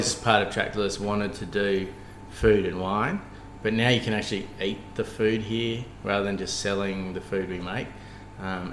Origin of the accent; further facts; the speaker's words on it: Cooma, New South Wales, Australia; I grew up on a sheep farm, so we grew up near Cooma in the Monero on a Merino farm